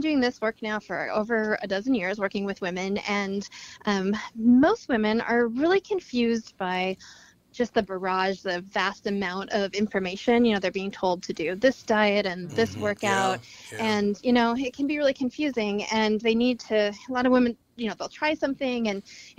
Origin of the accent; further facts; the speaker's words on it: Montana, United States; also born or lived in Seattle; now in New York City, United States; I grew up in Montana, Seattle. Now we live in New York City, two little girls